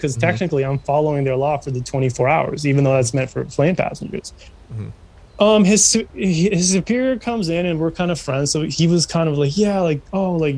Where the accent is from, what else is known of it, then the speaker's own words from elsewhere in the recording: Canada; as a Canadian citizen